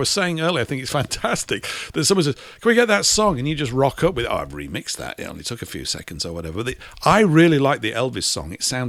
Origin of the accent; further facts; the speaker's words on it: United Kingdom; I view myself as a British European because we're all part of the same race, and it's important.